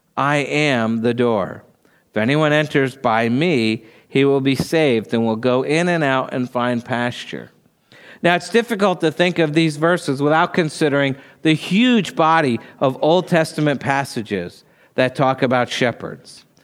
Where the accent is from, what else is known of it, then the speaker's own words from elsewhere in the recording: New Jersey, United States; moved away; I grew up in New Jersey